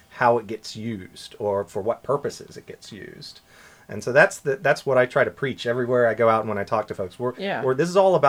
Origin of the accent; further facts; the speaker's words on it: southeastern U.S., Southeastern United States, United States; moved away as an adult; now in Bermuda; my accent will give me away shortly, but I'm from the U.S. originally. And so I grew up in the southeastern U.S.